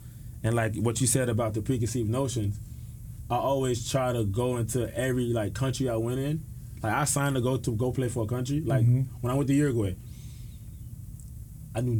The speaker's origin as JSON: {"language": "English", "town": "Miami", "region": "Florida", "country": "United States", "said": "I'm from Miami"}